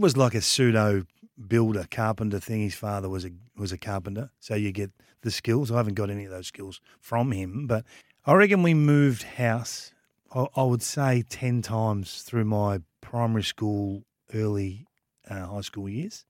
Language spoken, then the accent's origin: English; Kilmore, Victoria, Australia; I'm from Kilmore